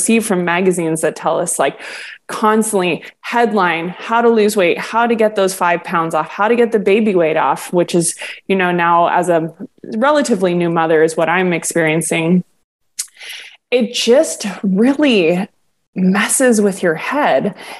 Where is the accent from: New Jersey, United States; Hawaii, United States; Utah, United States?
Hawaii, United States; I grew up here in Hawaii. So, like, Polynesian women are larger women.